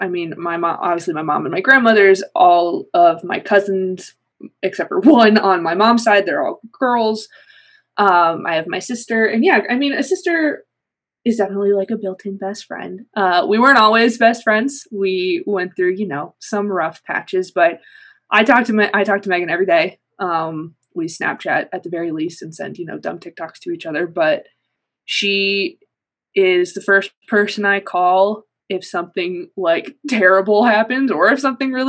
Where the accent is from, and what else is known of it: Ohio, United States; born or raised there; also born or lived in New York City